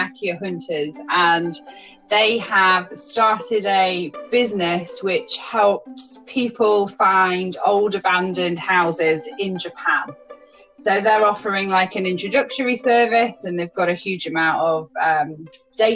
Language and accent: English; Chester, North West England, United Kingdom; moved away; I'm originally from a city called Chester in the UK. It's in the northwest, on the borderline to Wales